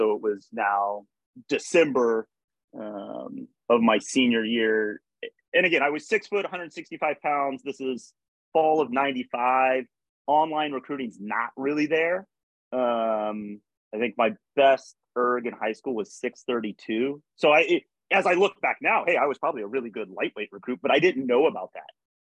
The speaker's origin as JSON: {"language": "English", "region": "Berlin", "country": "Germany", "tie": "born there", "also_born_or_lived": "United States", "said": "I grew up in a military family. My father was in the military. I was born in Berlin, Germany. And then we moved back and I lived there from third grade to seventh grade. And then we came back to the U.S. in eighth grade"}